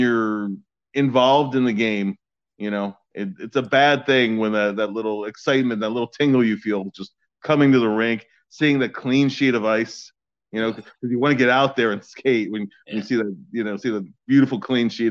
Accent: Philadelphia, Pennsylvania, United States; I grew up in Northeast Philadelphia

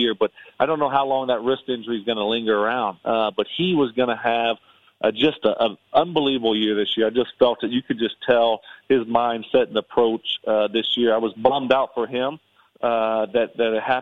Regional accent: Louisiana, United States; I'm from Louisiana.

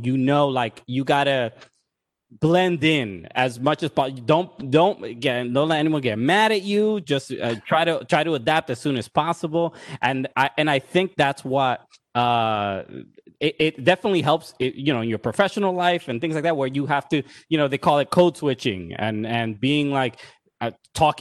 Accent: New York City, New York, United States; I grew up in Brooklyn, in Sunset Park, Brooklyn

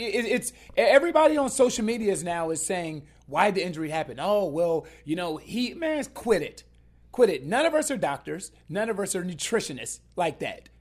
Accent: Columbus, Ohio, United States; I'm, I'm from Columbus, Ohio

